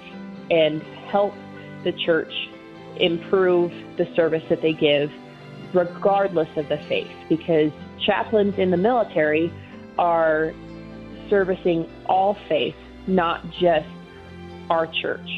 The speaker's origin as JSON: {"language": "English", "region": "Nebraska", "country": "United States", "moved": "as an adult", "lives_now": "Colorado Springs, United States", "said": "I am originally from Nebraska"}